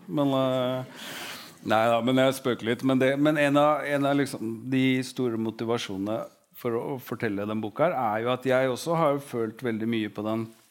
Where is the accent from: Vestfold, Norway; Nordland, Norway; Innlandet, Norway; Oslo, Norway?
Oslo, Norway; 'Hvor er du fra?' så hadde jeg sagt Stovner med en gang